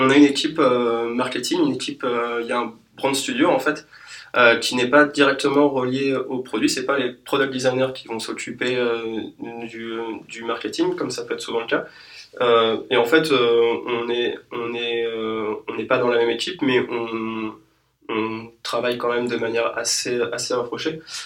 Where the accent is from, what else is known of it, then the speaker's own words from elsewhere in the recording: France; nous, en tant que Français